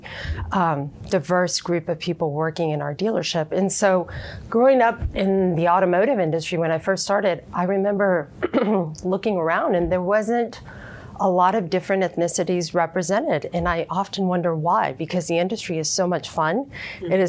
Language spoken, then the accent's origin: English; Houston, Texas, United States; growing up in Houston, growing up in an area called A-Leaf